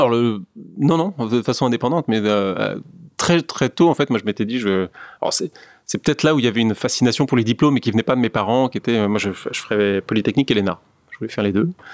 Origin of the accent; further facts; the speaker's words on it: France; moved away; also born or lived in New York; quand on est un Français euh, dans le luxe